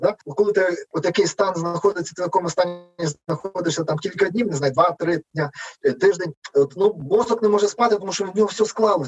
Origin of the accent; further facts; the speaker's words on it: Lviv, Lviv Oblast, Ukraine; Я зі Львова